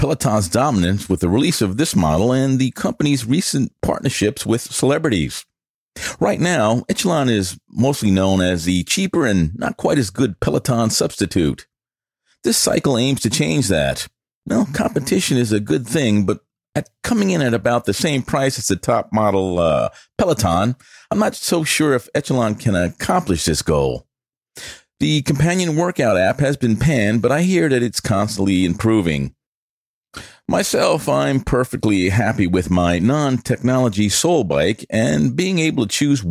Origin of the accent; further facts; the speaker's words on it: New York, United States; accent: New York; My New York accent